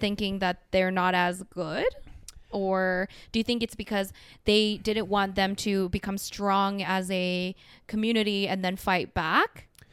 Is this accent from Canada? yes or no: yes; Canada; also born or lived in United Kingdom